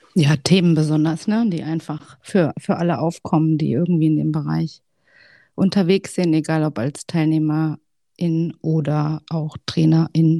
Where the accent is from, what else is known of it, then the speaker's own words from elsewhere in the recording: Hesse, Germany; ich bin 36 Jahre alt, komme aus dem schönen Hessen. Vielleicht hört man es, vielleicht auch nicht